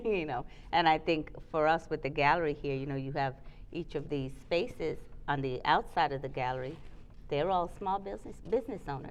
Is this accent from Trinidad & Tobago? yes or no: yes; Trinidad & Tobago; also born or lived in New York, United States; now in Charlotte, United States; I'm from Trinidad, it, the island of the rum punch